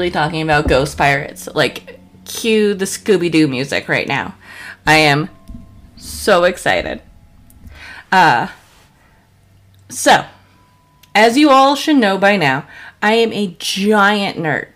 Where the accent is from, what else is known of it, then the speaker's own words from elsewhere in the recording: Colorado, United States; I grew up in Colorado. I was in school for Columbine